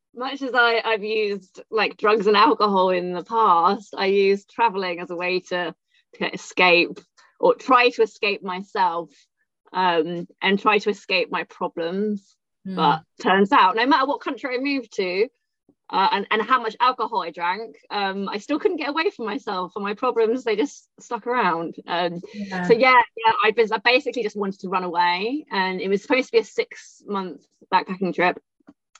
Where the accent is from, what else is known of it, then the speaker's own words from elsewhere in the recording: United Kingdom; moved away as an adult; also born or lived in Thailand / Laos / Cambodia / Australia; now in London, United Kingdom; I was born just outside London. And then I moved to London when I was 18